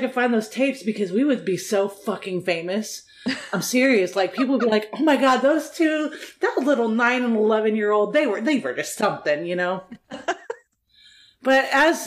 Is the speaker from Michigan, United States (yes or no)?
no; Dallas, Texas, United States; also born or lived in Fort Worth area, Texas; Yeah, so I'm from Dallas. I'm living in the Fort Worth area